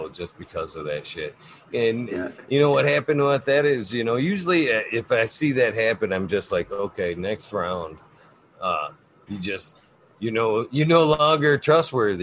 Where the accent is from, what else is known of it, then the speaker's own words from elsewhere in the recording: Genesee County, Michigan, United States; I'm up in northern Michigan. I was born and raised in the Genesee County area